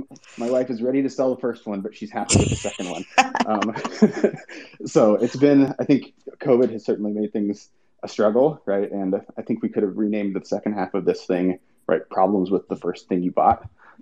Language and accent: English; Madison, Wisconsin, United States; I'm from Madison, Wisconsin.